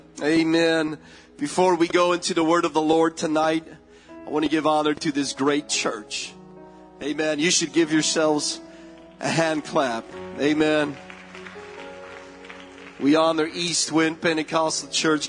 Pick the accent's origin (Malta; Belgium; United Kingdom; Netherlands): Belgium; moved away; I'm born and raised in Belgium